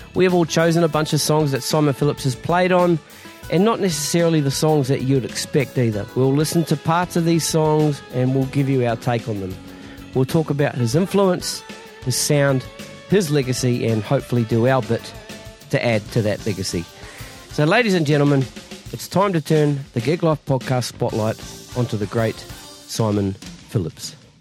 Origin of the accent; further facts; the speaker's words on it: Masterton, Wellington, New Zealand; my hometown, Masterton